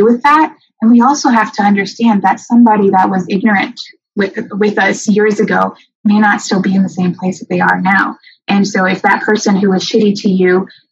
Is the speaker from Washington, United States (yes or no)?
yes; Renton, Washington, United States; I grew up in Renton, and it's not a white city. I went to the Kent School District